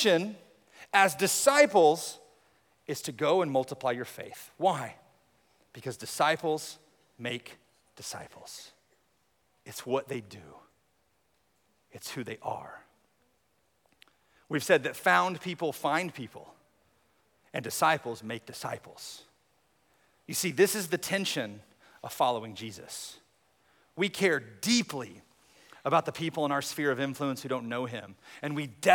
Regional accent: United States; as American Christians

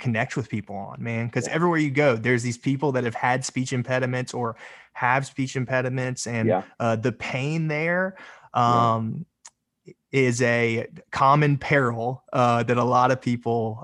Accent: Raleigh, North Carolina, United States; I'm originally from Raleigh, North Carolina

